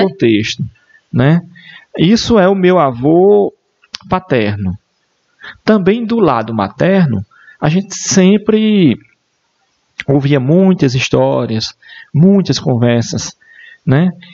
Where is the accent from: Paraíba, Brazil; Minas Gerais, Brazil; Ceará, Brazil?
Paraíba, Brazil; Esperança; also born or lived in Campina Grande; eu só fiz nascer em Campina Grande, né? Toda a minha vida, toda a, a minha história familiar e também é, a educação foi toda aqui no município de Esperança